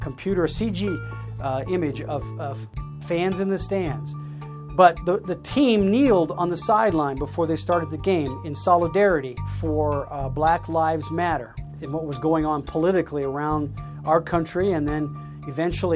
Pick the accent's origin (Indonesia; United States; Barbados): United States; Iowa; I grew up in Iowa